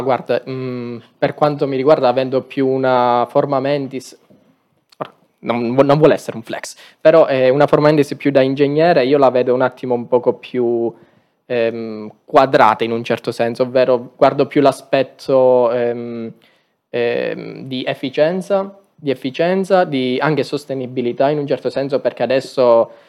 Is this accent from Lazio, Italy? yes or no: no; Aragona, Sicily, Italy; Il mio è un paese molto piccolo in provincia di Agrigento